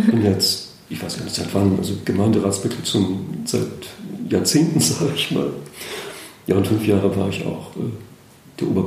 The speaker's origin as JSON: {"language": "German", "region": "Schleswig-Holstein", "country": "Germany", "tie": "born or raised there", "said": "Gewohnt habe ich immer in Schleswig-Holstein, ja. Geboren in Gelenkhusen, also hier"}